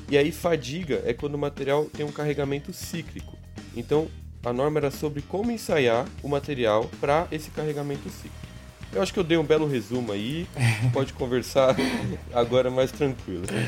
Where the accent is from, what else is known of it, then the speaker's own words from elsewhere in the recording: São Bernardo do Campo, São Paulo, Brazil; sou de São Bernardo mesmo, então conheci ele na escolinha mesmo, ensino fundamental